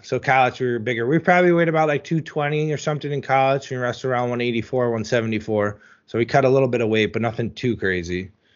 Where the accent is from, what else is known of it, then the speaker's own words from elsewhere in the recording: New Jersey, United States; I grew up in New Jersey.